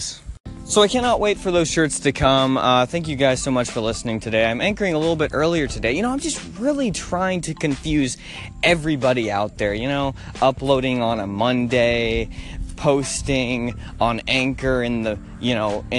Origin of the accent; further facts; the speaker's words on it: Nashville, Tennessee, United States; I'm from Nashville